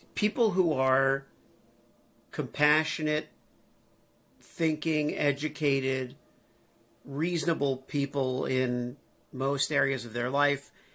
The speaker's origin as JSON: {"language": "English", "town": "Miami Beach", "region": "Florida", "country": "United States", "tie": "born or raised there", "also_born_or_lived": "New York", "moved": "as an adult", "lives_now": "Midwest, United States", "said": "Growing up in Miami Beach, uh, you know, going to college in New York"}